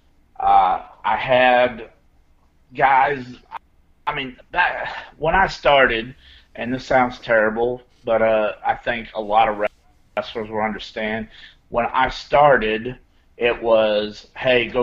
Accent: Flora, Illinois, United States; my hometown, Flora, Illinois

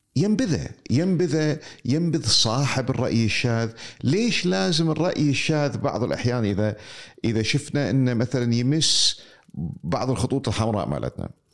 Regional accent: Kuwait; عندنا في الكويت

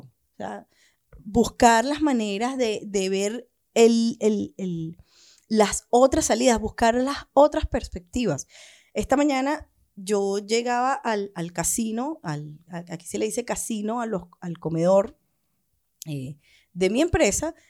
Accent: Venezuela; now in Chile; lo que estamos haciendo algunos venezolanos

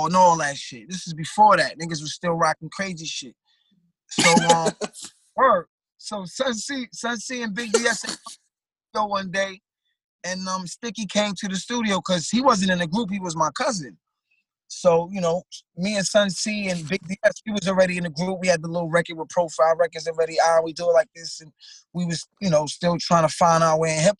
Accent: New York City, New York, United States; I'm from Flatbush. I'm from Brooklyn.

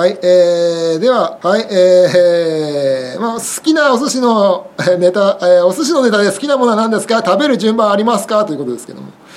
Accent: Nagano, Japan; now in Tokyo, Japan; 僕自身はもうなあの地元の長野市にねまたゆあの大人になってから住んだことないんで

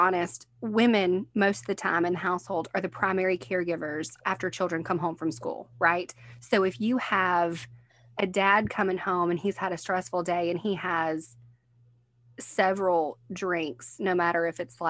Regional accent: Picayune, Mississippi, United States; also born or lived in New Orleans, Louisiana; we moved from New Orleans to Picayune when I was young

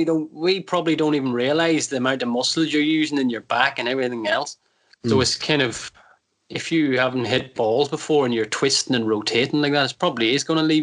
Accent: Ireland; Because I'm like you, I'm Irish, I played hurling, and that's the way I hold the golf club.

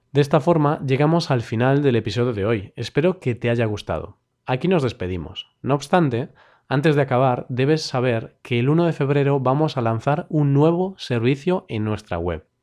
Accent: Vigo, Galicia, Spain; Celta de Vigo, el equipo de mi tierra.

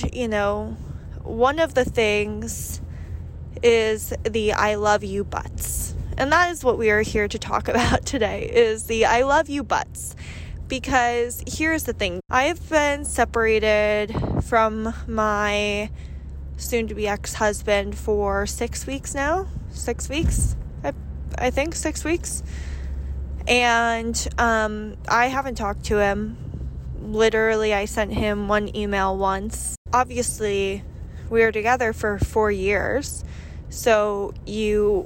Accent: United States; I am American

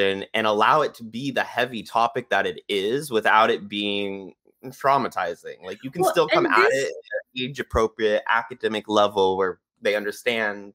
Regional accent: California, United States; growing up in California in the 90s.

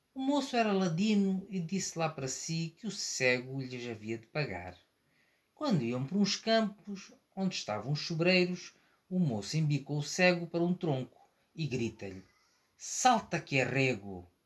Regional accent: Maputo, Maputo City, Mozambique; nasci em Moçambique, em Lourenço Marques, atual Maputo.

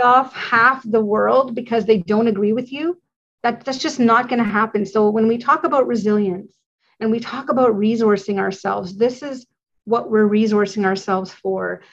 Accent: Canada; as a Canadian

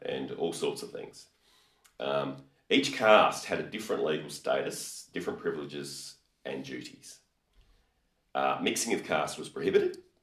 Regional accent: Australia; we're Australian

